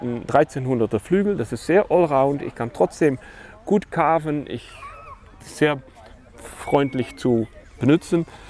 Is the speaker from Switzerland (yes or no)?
no; Netherlands; German is a second language; moved away as an adult; now in Germany; ich bin als geborener Holländer ähm, ein Windsurf-Fanatiker ja. und äh, mal für 20 Jahre in Deutschland gelandet